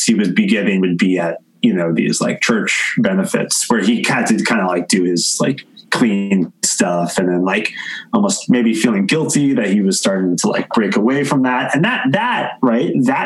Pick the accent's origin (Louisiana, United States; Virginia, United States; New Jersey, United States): New Jersey, United States; growing up in New Jersey